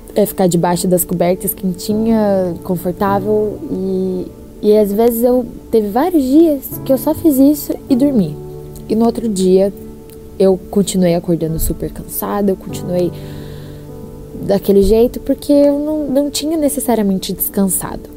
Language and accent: Portuguese; Curitiba, Paraná, Brazil; moved away as an adult; now in Boston, United States; eu sou de Curitiba, mas eu não estou em Curitiba no momento. Eu tô morando em Boston, nos Estados Unidos, vai fazer quatro meses